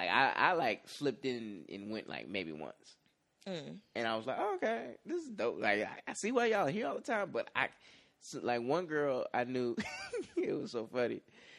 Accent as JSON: {"language": "English", "town": "Chicago", "region": "Illinois", "country": "United States", "said": "And then I'm like from the Chicagoland area, so like the song about juking and the skating ring."}